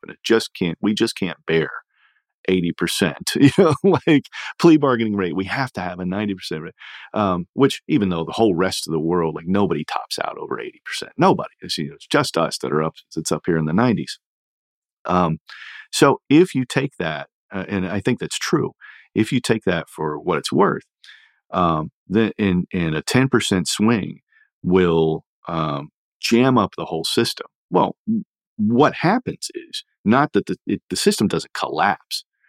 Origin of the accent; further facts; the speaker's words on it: Indiana, United States; my home state of Indiana